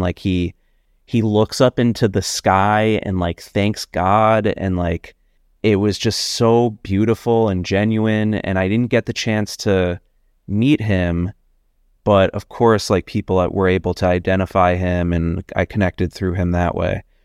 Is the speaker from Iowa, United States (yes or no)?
no; New York, United States; also born or lived in Boston / Los Angeles; I was born and raised in New York. I grew up, uh, right around Union Square.